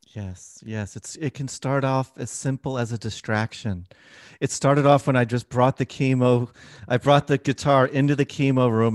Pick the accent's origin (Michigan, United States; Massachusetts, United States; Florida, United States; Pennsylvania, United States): Pennsylvania, United States; Philadelphia; moved away; I'm from Philadelphia when it comes originally.